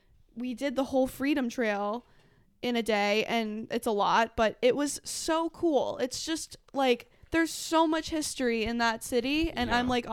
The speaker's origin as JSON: {"language": "English", "region": "Massachusetts", "country": "United States", "tie": "born or raised there", "said": "I grew up in Massachusetts. I grew up a half hour away from Boston."}